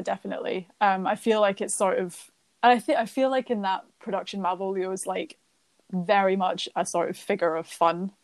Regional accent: Scotland, United Kingdom; as a Scottish person

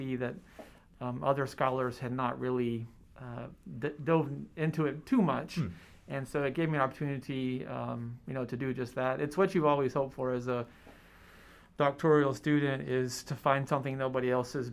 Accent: Lubbock, Texas, United States; now in South Carolina, United States; I'm actually originally from Texas, Lubbock, Texas. That's in far west Texas. It's not a place that you have to really want to go to, and you might have to go there. I grew up there

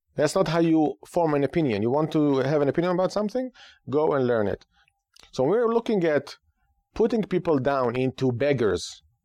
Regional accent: Israel; now in United States; Growing up in Israel

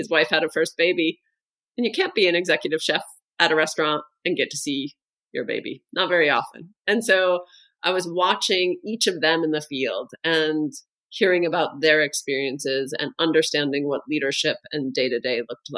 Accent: United States; moved away as an adult; now in Denmark; I'm American. And today I live in Denmark

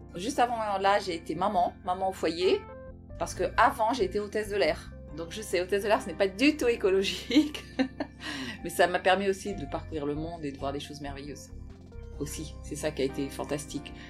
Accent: Brittany, France; moved away; also born or lived in Paris; je suis bretonne aussi

